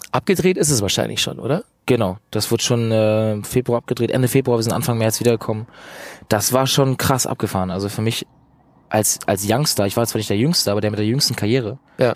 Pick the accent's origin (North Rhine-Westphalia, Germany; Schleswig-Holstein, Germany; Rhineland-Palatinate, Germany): Schleswig-Holstein, Germany; Eutin; also born or lived in Bad Oldesloe; ich komme aus Eutin aus dem Norden, bin in Bad Oldesloe geboren